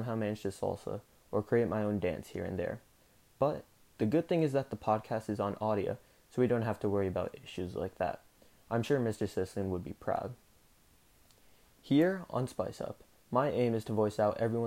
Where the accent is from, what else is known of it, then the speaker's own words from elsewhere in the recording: South India, India; I'm Indian. South Indian, to be precise.